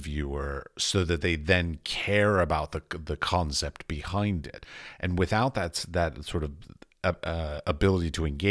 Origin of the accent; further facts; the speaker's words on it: United States; moved away as an adult; now in Europe; I come from America, but I'm now in Europe.